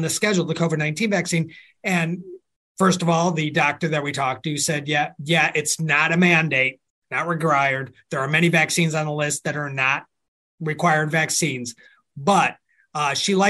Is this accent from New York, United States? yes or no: yes; New York, United States; now in Virginia, United States; I went to school in New York